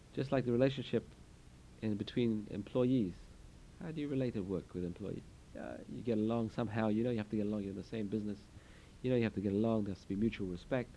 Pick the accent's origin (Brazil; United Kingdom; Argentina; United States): United Kingdom; England; moved away; I come from England